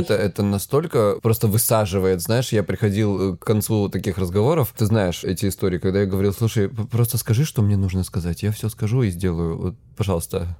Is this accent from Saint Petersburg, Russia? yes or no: no; Krasnodar Krai, Russia; я с Кубани